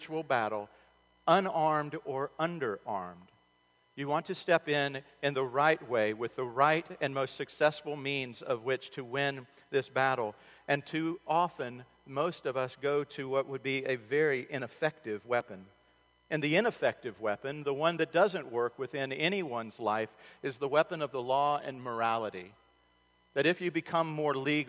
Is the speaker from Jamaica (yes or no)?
no; Charlotte, North Carolina, United States; the Charlotte Observer, my hometown